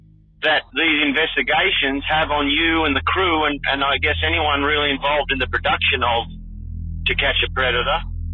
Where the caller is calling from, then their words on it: Australia; Hi, Chris. I'm a listener from Australia.